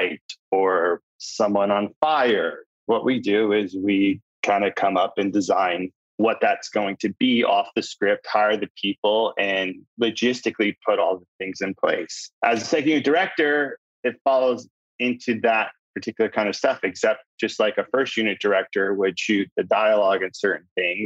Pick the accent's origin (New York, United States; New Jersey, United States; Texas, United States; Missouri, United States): New Jersey, United States; I'm from New Jersey, and I was training at a facility